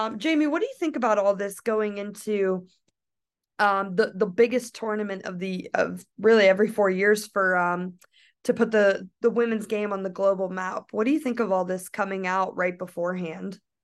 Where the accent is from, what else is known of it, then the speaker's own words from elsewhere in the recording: United States; I am from the United States